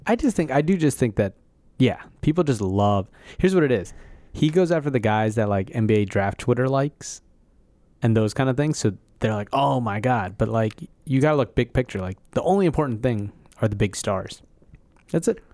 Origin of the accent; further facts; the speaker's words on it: Philadelphia, Pennsylvania, United States; I grew up in Philadelphia and I'm from America.